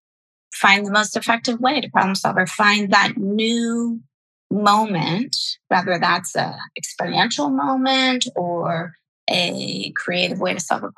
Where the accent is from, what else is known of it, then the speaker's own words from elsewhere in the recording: Delaware, United States; moved away as an adult; also born or lived in Washington, D.C.; now in Los Angeles, United States; I grew up in Delaware. So okay. On the East Coast in a small beach town in Delaware